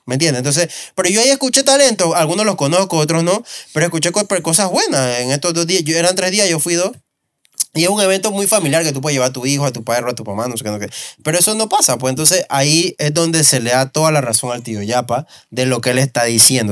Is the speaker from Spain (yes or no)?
no; Panama; somos un país caribeño